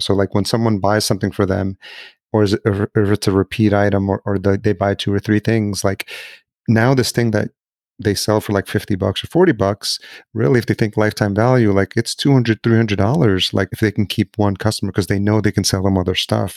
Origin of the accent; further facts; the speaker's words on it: El Salvador; I was born in El Salvador